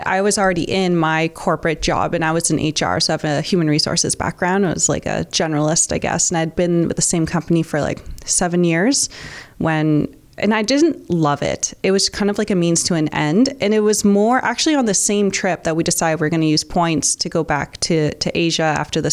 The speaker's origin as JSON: {"language": "English", "town": "St. Catharines", "region": "Ontario", "country": "Canada", "tie": "born or raised there", "said": "I grew up in St. Catharines, born and raised, never left"}